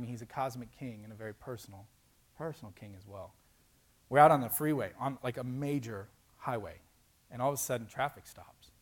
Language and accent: English; Florida, United States; now in Indiana, United States; I grew up in Florida and I moved to Indiana